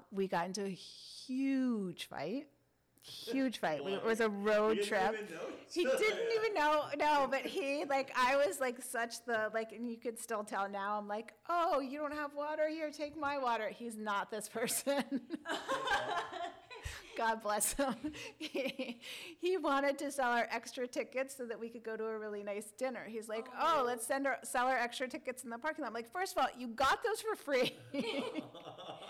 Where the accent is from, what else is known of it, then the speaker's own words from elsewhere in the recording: Washington, District of Columbia, United States; moved away as an adult; also born or lived in Northern California; now in Los Angeles, United States; I graduated college, and I was from Washington, D.C.